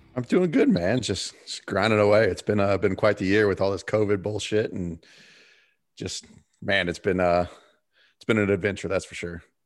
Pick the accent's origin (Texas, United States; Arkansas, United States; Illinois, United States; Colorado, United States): Colorado, United States; Fort Morgan; I came from Fort Morgan, a town of nine thousand people